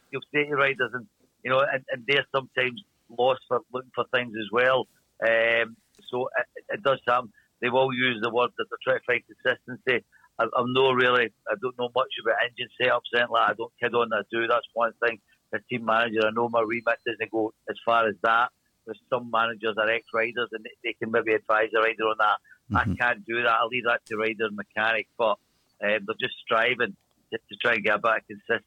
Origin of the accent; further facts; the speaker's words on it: Glasgow, Scotland, United Kingdom; accent: Glaswegian; It's a Glaswegian accent, and a very strong one at that.